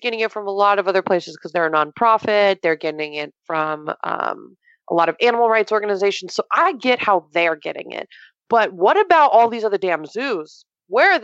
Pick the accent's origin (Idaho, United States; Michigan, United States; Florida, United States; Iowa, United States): Florida, United States; moved away; But yes, I'm from Florida. I'm from 2 hours south of Tampa.